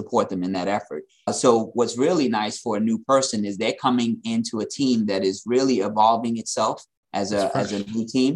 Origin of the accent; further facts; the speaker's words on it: New York City, New York, United States; growing up in Queens